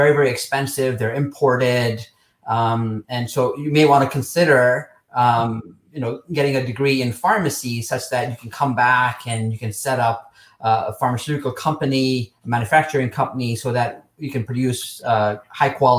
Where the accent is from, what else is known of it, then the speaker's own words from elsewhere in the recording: Nairobi, Kenya; moved away as an adult; also born or lived in Texas, United States; now in United States; I grew up in Nairobi, Kenya